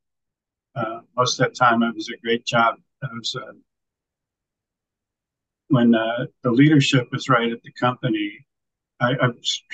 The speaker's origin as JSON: {"language": "English", "region": "Northern California", "country": "United States", "tie": "born or raised there", "moved": "as an adult", "said": "I was raised in the Northern California suburbs"}